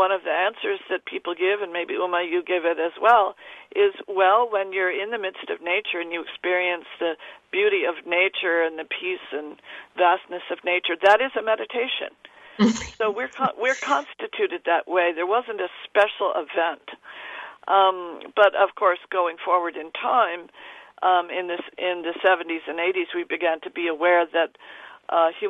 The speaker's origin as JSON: {"language": "English", "region": "New England", "country": "United States", "tie": "born or raised there", "also_born_or_lived": "New York", "said": "I was raised in New England, and not in the city, although I was born in New York."}